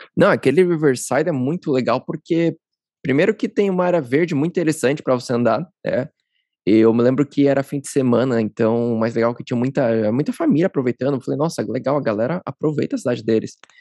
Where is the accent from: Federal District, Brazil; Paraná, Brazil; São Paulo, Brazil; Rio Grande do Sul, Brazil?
São Paulo, Brazil; Eu também sou paulista